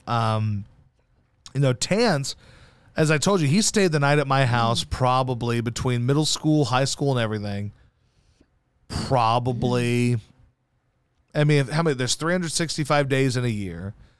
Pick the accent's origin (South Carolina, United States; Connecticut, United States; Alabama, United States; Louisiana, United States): Louisiana, United States; Baton Rouge; also born or lived in Missouri / Arkansas; I went to fifth grade in Baton Rouge